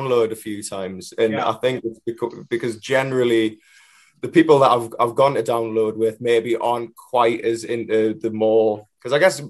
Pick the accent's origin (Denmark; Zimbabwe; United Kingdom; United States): United Kingdom; Newcastle upon Tyne, North East England; the first gig's going to be sort of in my hometown